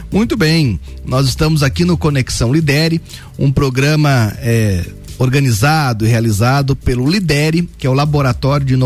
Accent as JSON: {"language": "Portuguese", "region": "São Paulo", "country": "Brazil", "accent": "paulista", "said": "Eu e o Luan já é, exercitamos o nosso sotaque paulista"}